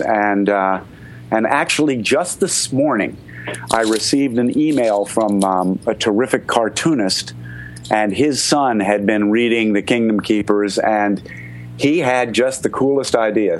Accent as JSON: {"language": "English", "region": "Connecticut", "country": "United States", "tie": "born or raised there", "moved": "yes", "said": "I grew up outside of New York in Connecticut"}